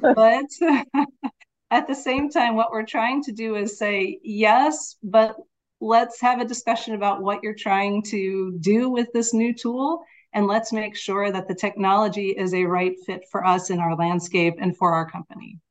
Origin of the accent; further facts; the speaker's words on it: United States; now in Netherlands; I am living in the Netherlands, but I am American